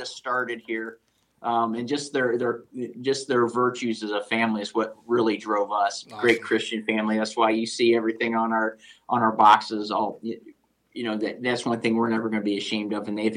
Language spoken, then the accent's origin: English; Ohio, United States; moved away; I'm from Ohio